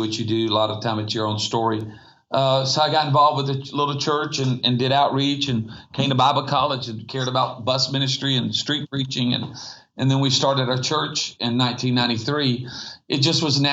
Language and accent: English; Myrtle Beach, South Carolina, United States; I grew up surfing on the East Coast. And that's awesome. You know, in Myrtle Beach, South Carolina